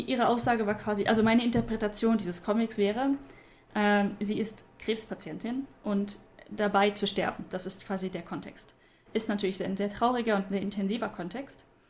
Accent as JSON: {"language": "German", "town": "Stuttgart", "region": "Baden-Württemberg", "country": "Germany", "moved": "yes", "said": "da, wo ich herkomme"}